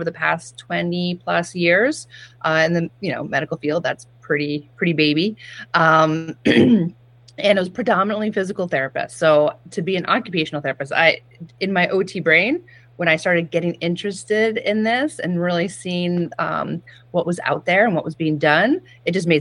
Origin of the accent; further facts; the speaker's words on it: Chatham, New York, United States; moved away as an adult; also born or lived in Boston; Chatham, New York is my hometown